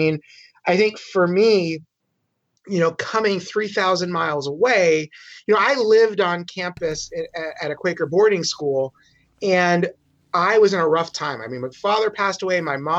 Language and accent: English; East Coast, United States; that's kind of where I grew up on the East Coast, and then came out here.